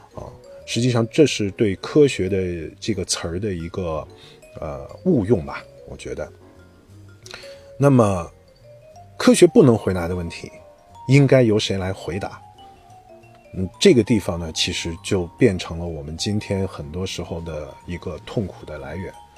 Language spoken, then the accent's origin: Chinese; China; 我们中国人